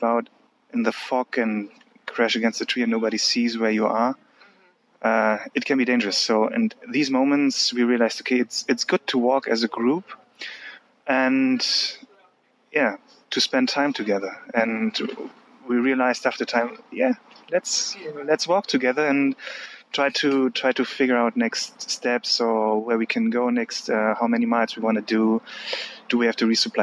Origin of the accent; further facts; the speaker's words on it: Germany; also born or lived in Bonn; I'm from Germany. I'm living currently in Bonn.